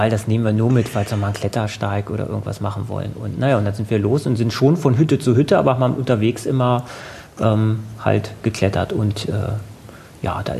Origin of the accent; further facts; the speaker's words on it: Hanover, Lower Saxony, Germany; Also ich komme aus Hannover, ich wohne in Hannover. Ich war zwar zwischendurch mal kurz für ähm, Studienaufenthalte auswärts, aber habe sonst immer ähm, halt hier gewohnt.